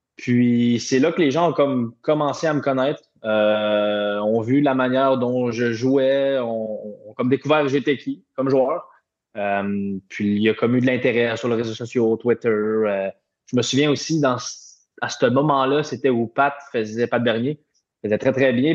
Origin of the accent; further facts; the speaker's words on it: Repentigny, Quebec, Canada; also born or lived in Europe; now in Montreal, Canada; je suis chez moi à Montréal, puis je viens de Repentigny qui est pas trop loin